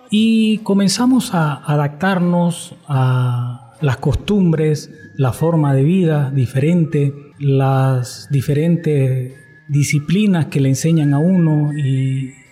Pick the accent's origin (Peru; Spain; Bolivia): Bolivia; moved away as an adult; now in Japan; Eh, soy de Bolivia, por cierto, y vivo 25 años